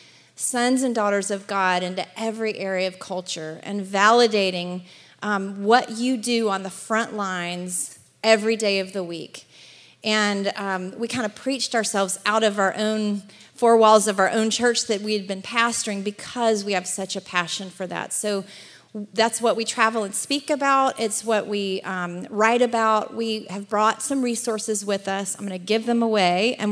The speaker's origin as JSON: {"language": "English", "region": "Alabama", "country": "United States", "also_born_or_lived": "Atlanta / Los Angeles area", "moved": "yes", "lives_now": "Los Angeles, United States", "said": "I'm originally from Alabama, which is why I don't sound like I'm from California"}